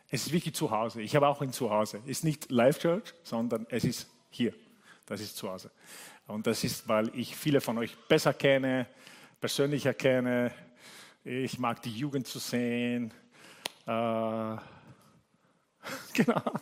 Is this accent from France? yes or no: no; Italy; German is a second language; Also ich, ich, habe Leute gesehen, die mich kennen, seit ich ein Kind bin, ja, aus Italien.